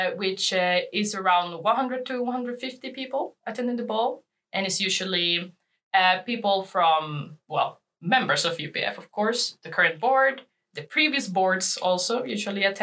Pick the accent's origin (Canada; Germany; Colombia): Colombia; moved away as an adult; now in Lund, Sweden; I'm from Colombia.